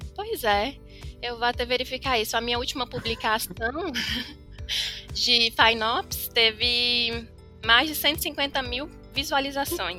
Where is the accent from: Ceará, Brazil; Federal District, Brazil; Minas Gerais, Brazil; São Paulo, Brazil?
Federal District, Brazil; Brasília; also born or lived in Formosa, Goiás; Na verdade, eu nasci no Goiás, vim para Brasília com 3 anos, voltei para o Goiás com 12 anos e aos 18 voltei para Brasília novamente